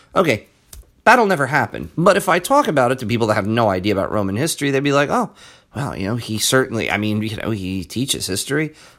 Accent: United States; as an American

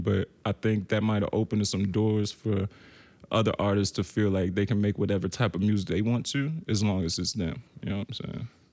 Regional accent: Baltimore, Maryland, United States; moved away as an adult; also born or lived in Richmond, Virginia; now in Brooklyn, United States; I'm from Baltimore, but I lived a year in Richmond

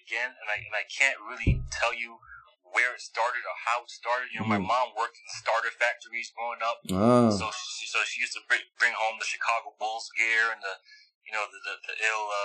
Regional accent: Montreal, Quebec, Canada; moved away; Born and raised in Uptown, never lived in another neighborhood in Montreal

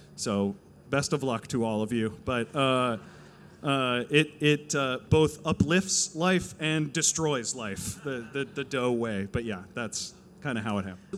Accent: New Jersey, United States; now in Los Angeles, United States; I am a Jew from New Jersey.

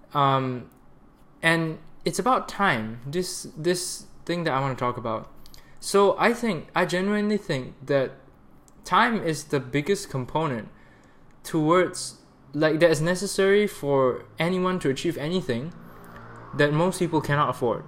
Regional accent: Malaysia; also born or lived in Canada; being in Malaysia for three months, my home country, to spend time with my sister and my friends here

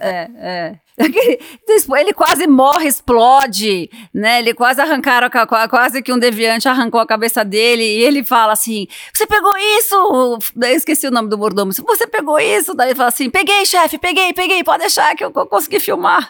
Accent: Brazil; Sou brasileira

